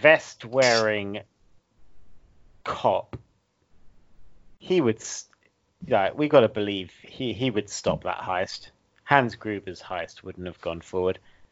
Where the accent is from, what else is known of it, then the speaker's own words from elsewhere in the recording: Essex, East of England, United Kingdom; accent: Essex; moved away; We're from very opposite ends of Britain. Like, I'm not from where I live. I'm from Essex, which is very much south of where I actually live.